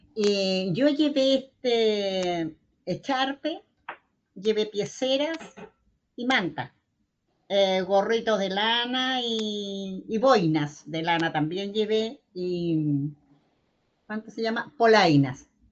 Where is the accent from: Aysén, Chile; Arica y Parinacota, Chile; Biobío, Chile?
Aysén, Chile; Cerro Galera, near Coyhaique; soy del sector de Cerro Galera, eh, que son como 40 kilómetros, 45 kilómetros de acá de, de Coyhaique